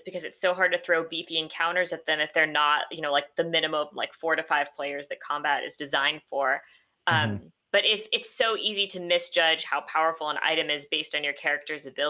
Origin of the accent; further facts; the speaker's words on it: North Carolina, United States; now in California, United States; I'm in California and I'm from North Carolina